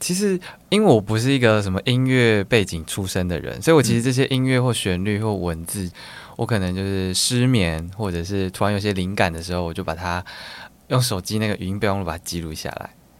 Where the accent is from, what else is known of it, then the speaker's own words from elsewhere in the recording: Taichung, Taiwan; also born or lived in Tainan / Kaohsiung; 我是台中人，但是我以前小时候被送到台南跟高雄。